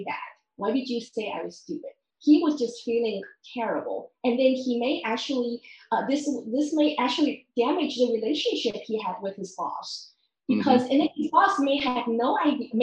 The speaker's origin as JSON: {"language": "English", "country": "Taiwan", "tie": "born or raised there", "said": "I grew up in Taiwan"}